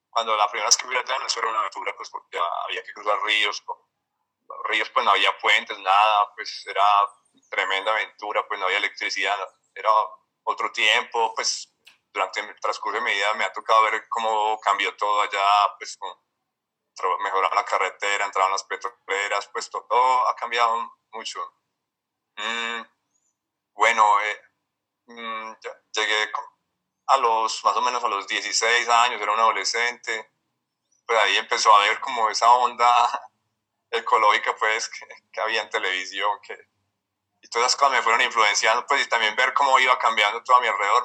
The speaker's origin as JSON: {"language": "Spanish", "town": "Medellín", "region": "Antioquia", "country": "Colombia", "tie": "born or raised there", "said": "yo nací en Medellín, eh, ya tengo 43 años. Eh, crecí pues como una familia de clase media, pues aquí paisa"}